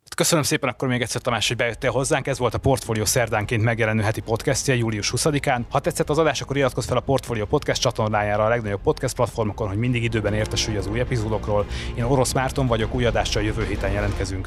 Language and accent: Hungarian; Hungary; Magyarországról jövök